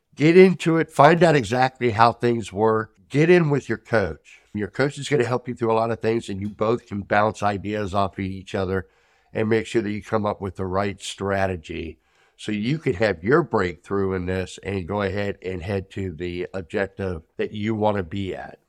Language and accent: English; United States; as an American